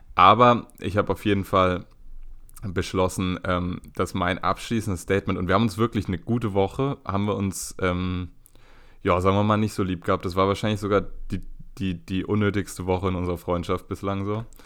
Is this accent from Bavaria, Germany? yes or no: no; Berlin, Germany; als Berliner